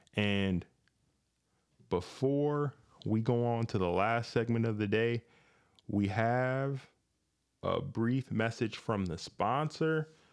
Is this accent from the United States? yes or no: yes; Grand Rapids, Michigan, United States; when I was growing up here in, uh, Michigan, I grew up in Grand Rapids in the inner city